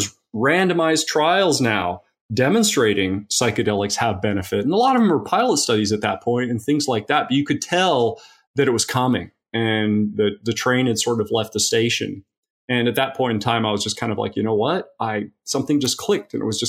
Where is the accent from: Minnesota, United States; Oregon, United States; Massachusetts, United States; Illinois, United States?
Oregon, United States; Eugene; also born or lived in Tasmania, Australia; So I was born in Tasmania, Australia, and I moved to Eugene, Oregon when I was 10 years old. Eugene, Oregon.